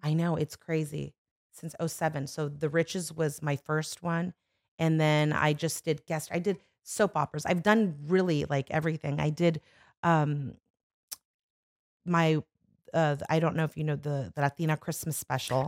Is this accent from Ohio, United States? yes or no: no; Los Angeles, California, United States; also born or lived in Burbank / Studio City; I'm born and raised, I'm born in Burbank and raised in the Valley